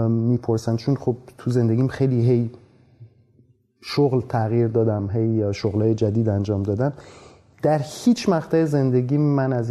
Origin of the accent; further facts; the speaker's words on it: Iran; also born or lived in France; بله من متولد ایرانم من سال 1969 تو ایران به دنیا آمدم